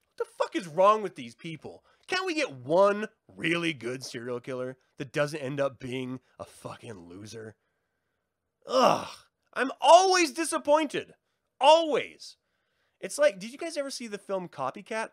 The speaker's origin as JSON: {"language": "English", "town": "Tacoma", "region": "Washington", "country": "United States", "tie": "born or raised there", "said": "I was born in Tacoma, Washington, in Fort Lewis"}